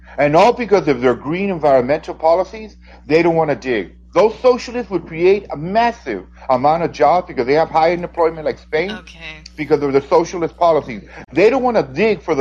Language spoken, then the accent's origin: English; California, United States; my home country, California